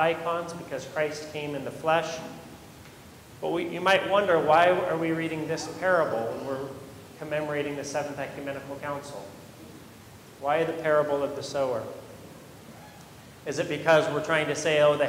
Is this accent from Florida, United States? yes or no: no; Modesto, California, United States; I grew up in Modesto, in Central Valley, California